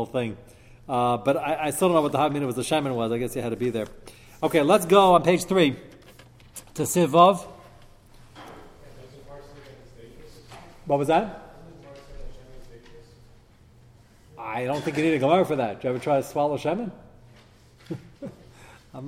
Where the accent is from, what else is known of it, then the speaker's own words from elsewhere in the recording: United States; As an American